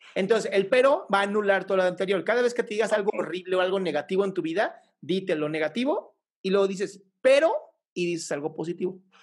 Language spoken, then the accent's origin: Spanish; Mexico